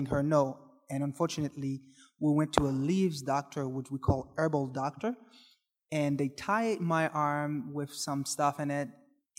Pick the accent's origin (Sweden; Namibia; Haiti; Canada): Haiti; Port-au-Prince; moved away; I grew up in Haiti